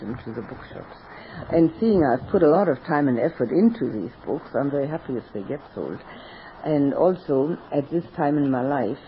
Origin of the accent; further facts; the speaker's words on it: Berlin, Germany; moved away; also born or lived in Australia; in Berlin, my hometown